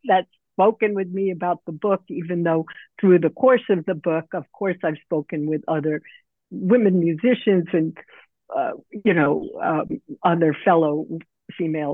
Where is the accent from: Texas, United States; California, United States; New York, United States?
New York, United States; New York City; I live in New York City. I grew up in New York City